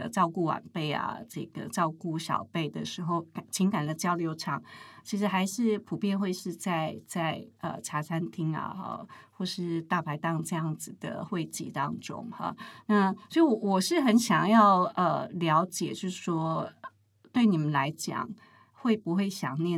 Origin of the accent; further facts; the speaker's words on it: Taichung, Taiwan; 因为也不晓得为什么我们台中人对空间是比较奢侈的哈，